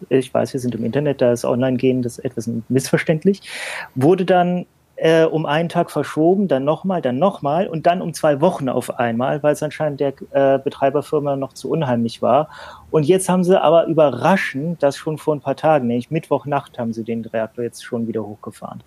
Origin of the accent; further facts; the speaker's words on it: Bremen, Germany; ich komme ja aus Bremen, was da auch so mehr oder weniger in der Nähe ist